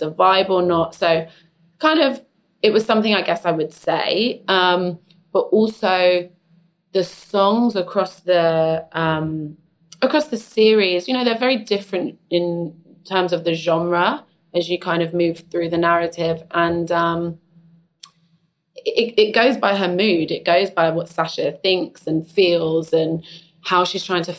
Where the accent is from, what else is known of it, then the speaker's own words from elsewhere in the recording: London, United Kingdom; I grew up in East London